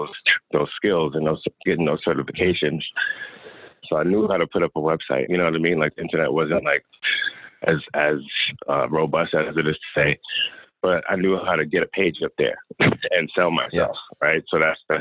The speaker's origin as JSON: {"language": "English", "region": "New York", "country": "United States", "also_born_or_lived": "Atlanta", "moved": "as an adult", "said": "I'm actually from New York."}